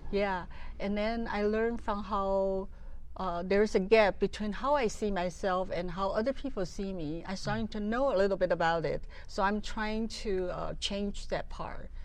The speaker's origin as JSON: {"language": "English", "country": "Taiwan", "moved": "yes", "said": "I'm from Taiwan originally."}